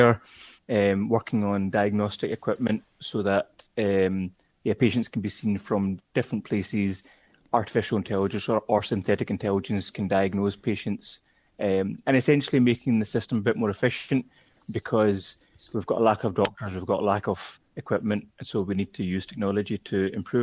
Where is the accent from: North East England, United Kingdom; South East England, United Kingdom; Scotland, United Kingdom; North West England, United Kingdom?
Scotland, United Kingdom; Glasgow; moved away as an adult; also born or lived in Aberdeen / Singapore; now in London, United Kingdom; born and brought up in Glasgow, studied in Aberdeen, came back to Glasgow